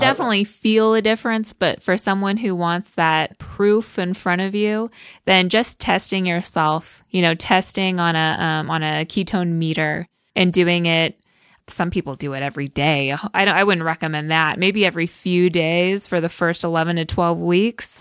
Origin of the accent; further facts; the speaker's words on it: California, United States; moved away as an adult; also born or lived in New Jersey / Austin; now in Salt Lake City, United States; we're from California, and we've lived in New Jersey